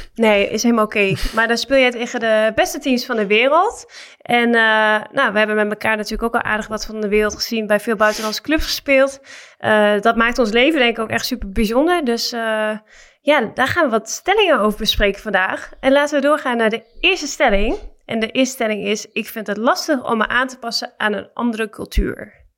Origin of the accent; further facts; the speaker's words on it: Netherlands; moved away as an adult; also born or lived in Ankara; wij als Nederlanders